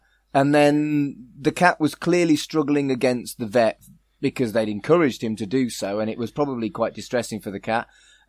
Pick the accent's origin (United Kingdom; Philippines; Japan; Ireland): United Kingdom; I have a team because I'm British and male